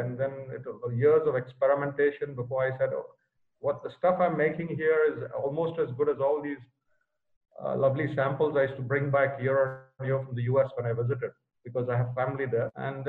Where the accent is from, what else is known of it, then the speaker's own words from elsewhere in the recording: India; I've seen these plants growing up in India. And I traveled as a child with my father, who was transferred here and there.